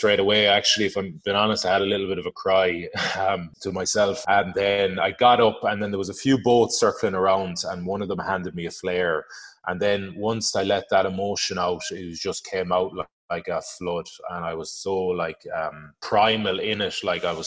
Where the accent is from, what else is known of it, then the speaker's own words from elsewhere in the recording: Galway, Connacht, Ireland; moved away as an adult; also born or lived in Northampton, England / France; I'm from Galway originally.